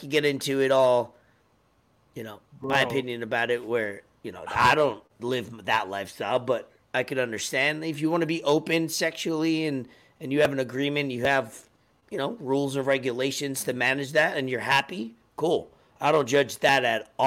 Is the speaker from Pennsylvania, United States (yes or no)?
no; New York, United States; accent: New York; my New York accent comes out only on certain words